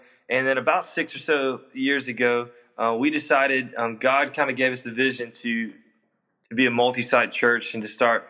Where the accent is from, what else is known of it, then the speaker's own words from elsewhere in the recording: Atlanta, Georgia, United States; moved away as an adult; now in Mobile, United States; I grew up in North Atlanta.